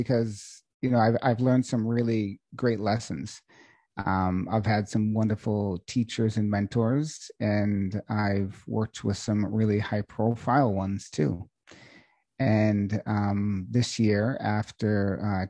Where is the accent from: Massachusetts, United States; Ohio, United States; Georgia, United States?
Massachusetts, United States; Boston; now in Sedona, United States; I'm from originally Boston, Massachusetts